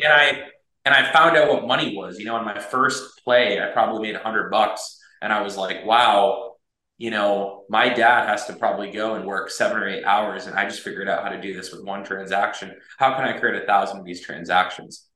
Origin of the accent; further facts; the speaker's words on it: United States; I was raised here in the United States. I moved here when I was six months old